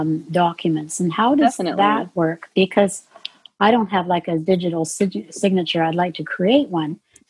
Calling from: Vancouver, British Columbia, Canada

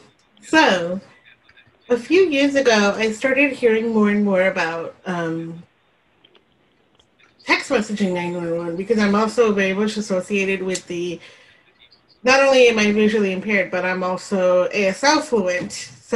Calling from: near Seattle, Washington, United States; I'm calling from Bowie, Washington, just out of Seattle.

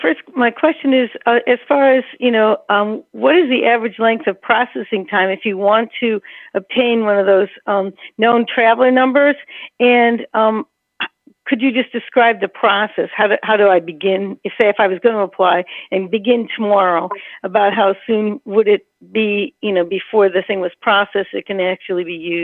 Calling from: Albany, New York, United States; I'm calling from Albany, New York.

